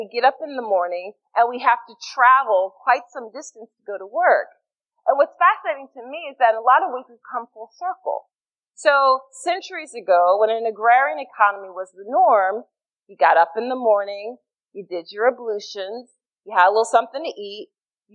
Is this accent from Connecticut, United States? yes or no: no; Philadelphia, Pennsylvania, United States; I'm from Philly